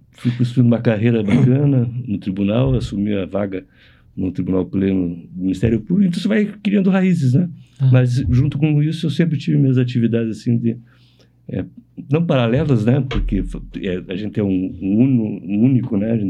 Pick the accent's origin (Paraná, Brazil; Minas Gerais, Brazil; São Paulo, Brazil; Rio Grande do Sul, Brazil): Paraná, Brazil; Curitiba; eu sou de Curitiba, nasci aqui.